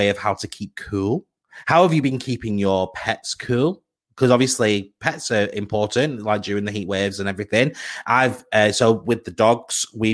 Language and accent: English; United Kingdom; we are British people. We're British people